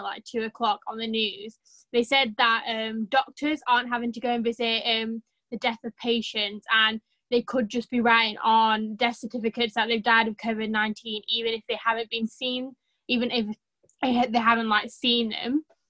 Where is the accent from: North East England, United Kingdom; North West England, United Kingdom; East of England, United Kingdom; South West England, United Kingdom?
North West England, United Kingdom; Preston; So I'm from Preston. In Northwest.